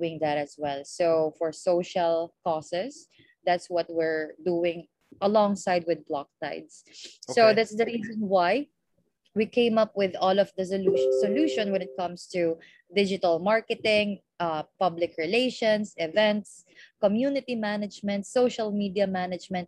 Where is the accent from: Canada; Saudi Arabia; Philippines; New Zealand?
Philippines; from the Philippines